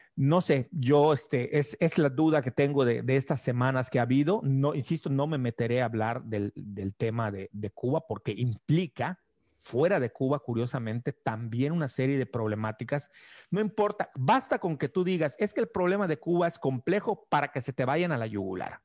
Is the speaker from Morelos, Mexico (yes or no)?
no; Yucatán, Mexico